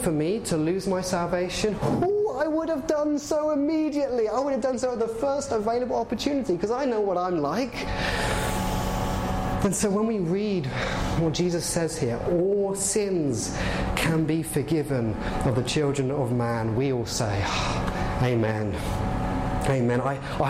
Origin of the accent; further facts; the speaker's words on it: England, United Kingdom; now in Canada; I'm clearly English. I clearly am